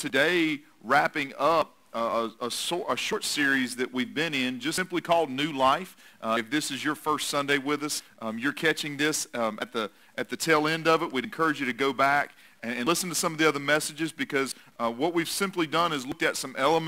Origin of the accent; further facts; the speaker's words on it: North Carolina, United States; also born or lived in Tennessee; I was born in Tennessee, so I've got a little bit of Vols in me, but I've also been grown most of my life up in this area of the country, so I have a little bit more Tar Heel than I have Vols in me